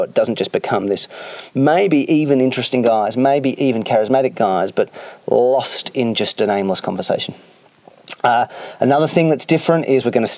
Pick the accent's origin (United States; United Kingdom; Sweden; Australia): Australia; being Australian